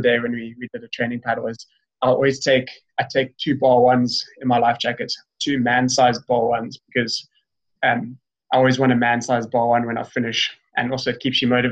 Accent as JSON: {"language": "English", "town": "Cape Town", "region": "Western Cape", "country": "South Africa", "tie": "born or raised there", "said": "I grew up in Lakeside in Cape Town"}